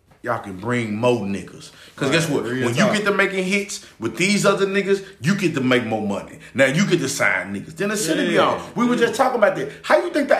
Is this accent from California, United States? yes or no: no; Memphis, Tennessee, United States; I'm from North Memphis